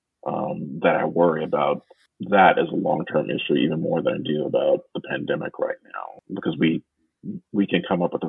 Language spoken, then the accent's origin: English; Louisiana, United States; now in San Francisco Bay Area, United States; I'm originally from Louisiana